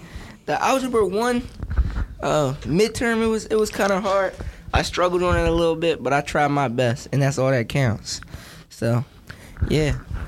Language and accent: English; Philadelphia, Pennsylvania, United States; I'm from Philly.